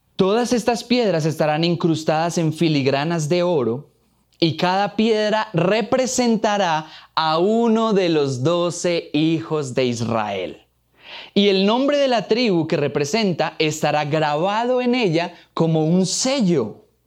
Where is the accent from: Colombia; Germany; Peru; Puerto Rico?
Colombia; Boyacá; Soy boyacense de pura raza, amo a mi tierra como a mi mamá, siempre encima llevo una ruana